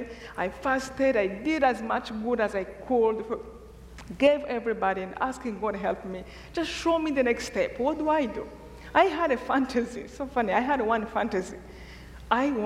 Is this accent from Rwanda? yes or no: yes; Rwanda; moved away; I'm from Rwanda